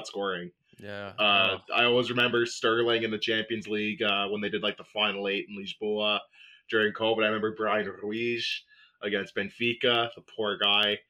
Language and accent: English; Canada; growing up in Canada, like, we didn't really have much of a soccer scene